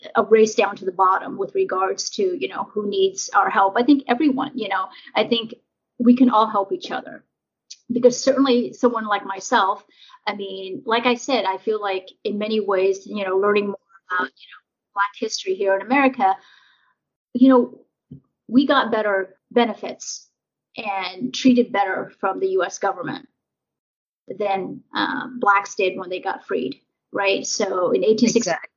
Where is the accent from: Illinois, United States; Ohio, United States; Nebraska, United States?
Nebraska, United States; also born or lived in Vietnam; now in California, United States; growing up in Nebraska